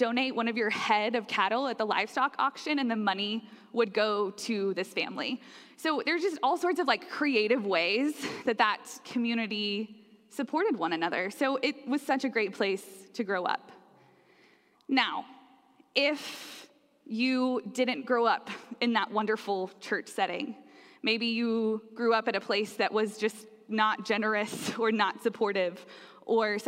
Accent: Slapout, Oklahoma, United States; now in Plano, United States; I am not originally from the Plano area. I am from Oklahoma. And in Oklahoma, I grew up in the northwest part that's very rural. And the community in which I grew up is called Slapout

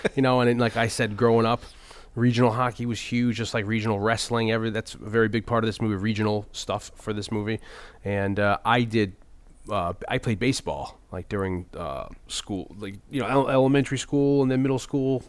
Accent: New Haven, Connecticut, United States; born or raised there

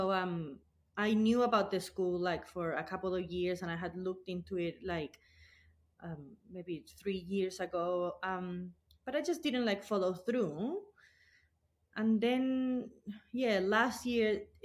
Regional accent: Chile; moved away as an adult; now in Blue Mountains, Australia; I'm not originally from Australia. I'm from Chile

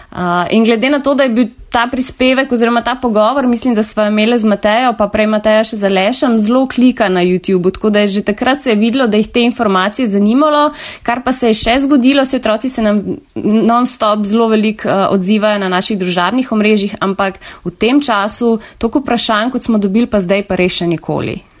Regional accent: Novo Mesto, Southeast Slovenia, Slovenia; prihajam iz Dolenske, iz Novega mesta

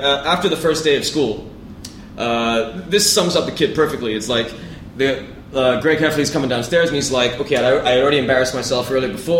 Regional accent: Ireland; I'm Irish

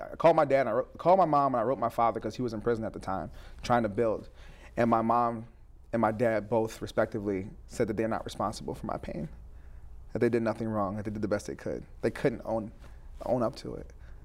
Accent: New Jersey, United States; also born or lived in Spain / New York / Tampa, United States; I was born in Spain, lived in upstate New York, Tampa for 2 years, or a couple years till second grade, Jersey for most of my life.

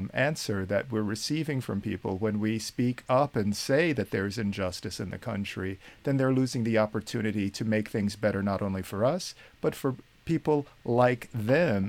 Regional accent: United States; accent: American; moved away as an adult; now in Ireland; my American accent

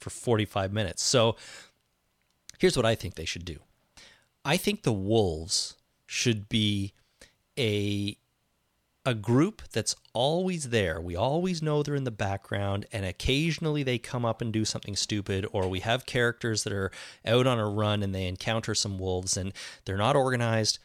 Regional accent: Canada; I'm Canadian.

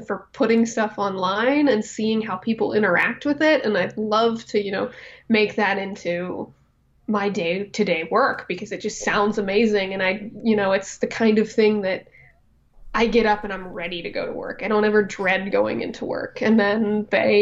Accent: Fort Wayne, Indiana, United States; I'm from Fort Wayne, Indiana

